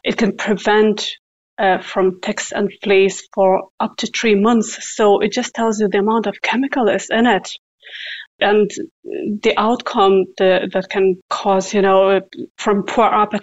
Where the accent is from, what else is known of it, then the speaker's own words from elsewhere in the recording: Lithuania; moved away; Originally, I am from Lithuania, and we have a coast at the Baltic Sea